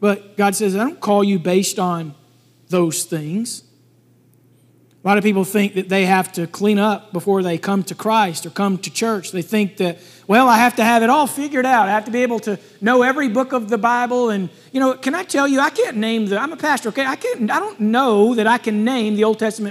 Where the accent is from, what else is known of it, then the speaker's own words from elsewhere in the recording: Alabama, United States; I'm from Alabama.